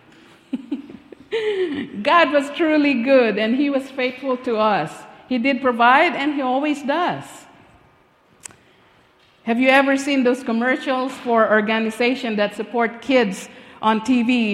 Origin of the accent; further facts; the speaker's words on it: Philippines; moved away; I was born and raised in the Philippines